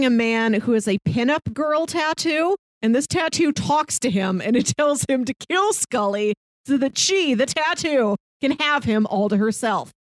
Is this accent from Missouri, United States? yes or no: yes; St. Louis, Missouri, United States; I'm from St. Louis.